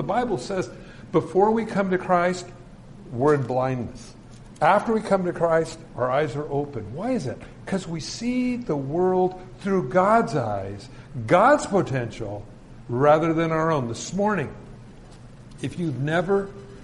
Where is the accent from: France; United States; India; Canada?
United States; California; I was from California.